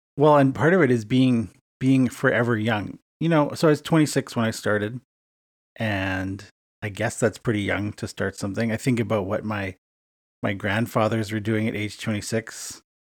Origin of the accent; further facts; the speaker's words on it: Edmonton, Alberta, Canada; moved away as an adult; now in Winnipeg, Canada; my hometown of Edmonton, Alberta, Canada